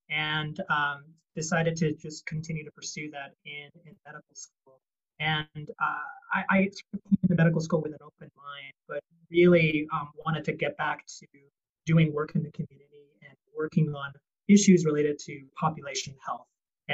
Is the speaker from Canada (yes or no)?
yes; Vancouver, British Columbia, Canada; moved away as an adult; also born or lived in Taiwan / North Carolina / Stanford, California; now in United States; I was born in Taiwan, and I grew up in Vancouver, British Columbia, Canada. Came to the United States for college, and then has been here ever since.